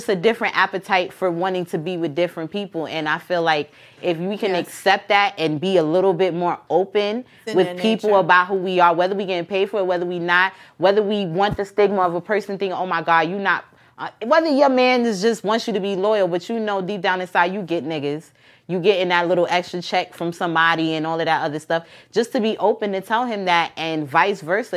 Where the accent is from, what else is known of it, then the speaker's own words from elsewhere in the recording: New York City, New York, United States; I'm from Queens. I'm from Southside Jamaica, Queens, Long Island